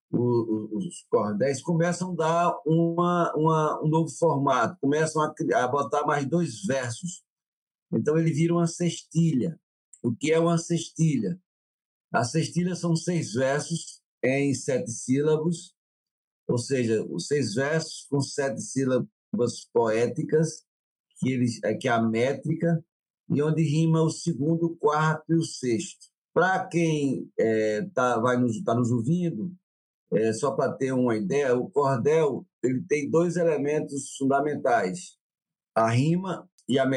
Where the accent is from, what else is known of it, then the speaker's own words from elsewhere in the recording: Guaraci, Pernambuco, Brazil; born there; sou poeta, sou cantador, arte educador, sou pernambucano, nasci em Guaraci, no sertão do Pajeú